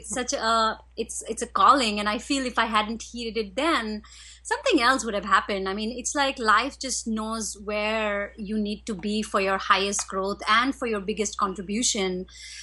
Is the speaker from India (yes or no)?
yes; India; I was raised in India